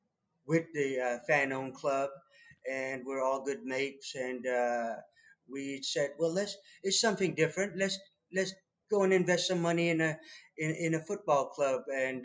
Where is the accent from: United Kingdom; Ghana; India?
United Kingdom; England; now in Wichita Falls, United States; I was born and raised in England. Moved to America in 79.